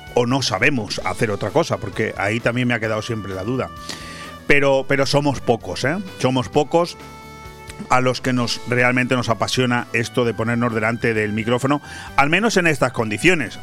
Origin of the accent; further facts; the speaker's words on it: Spain; also born or lived in Benidorm, Marina Baja; como españoles